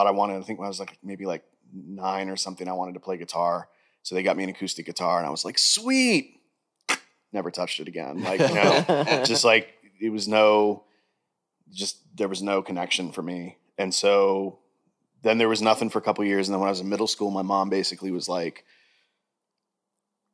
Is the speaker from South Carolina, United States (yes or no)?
no; Pompano Beach, Florida, United States; I'm South Florida kid also.